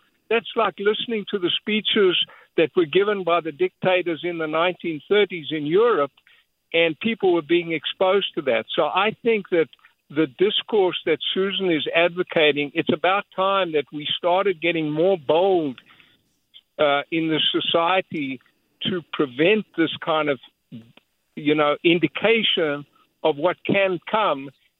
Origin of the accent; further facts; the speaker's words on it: South Africa; now in Santa Cruz, United States; I grew up in South Africa under apartheid.